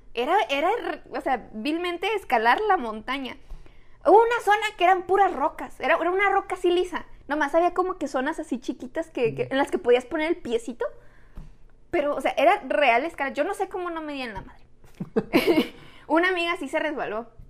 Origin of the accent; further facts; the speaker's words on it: Tijuana, Baja California, Mexico; somos de Tijuana